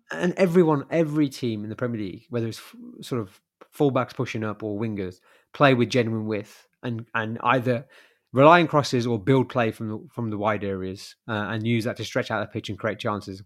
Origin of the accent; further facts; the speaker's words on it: Birmingham, West Midlands, United Kingdom; being a Brummie